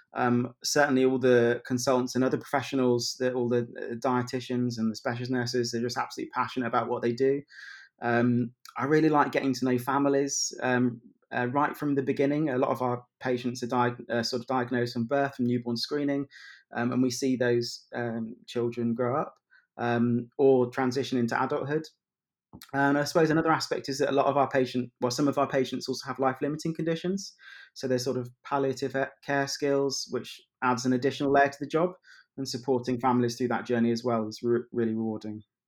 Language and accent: English; Kettering, East Midlands, United Kingdom; moved away as an adult; also born or lived in London / Leicester; now in Manchester, United Kingdom; worked in my hometown of Kettering